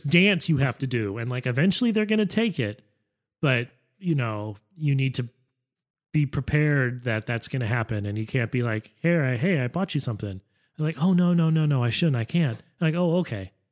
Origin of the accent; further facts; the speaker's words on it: United States; as an American, I had no culture